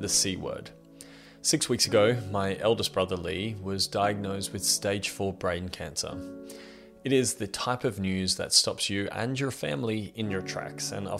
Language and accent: English; Australia; I'm 32 years old and I'm from Australia.